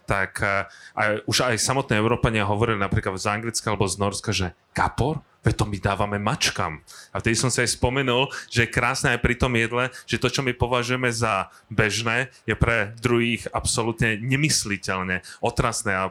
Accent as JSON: {"language": "Slovak", "country": "Slovakia", "said": "ako my doma na Slovensku"}